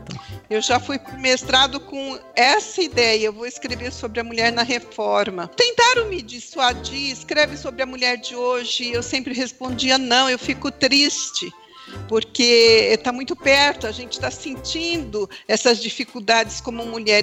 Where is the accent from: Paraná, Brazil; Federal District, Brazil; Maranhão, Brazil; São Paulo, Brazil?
São Paulo, Brazil; moved away as an adult; also born or lived in Belo Jardim, Pernambuco; now in Campinas, Brazil; cresci em São Paulo, trabalhei, estudei, casei, tive os dois filhos mais velhos.